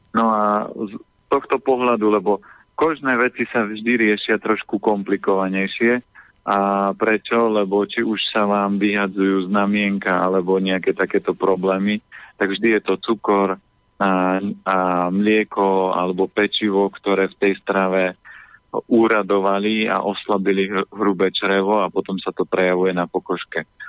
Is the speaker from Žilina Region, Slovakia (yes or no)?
yes; Orava, Žilina Region, Slovakia; ja som z Oravy a ja nikdy nenechám dopustiť na uh, na dedinu, na prírodu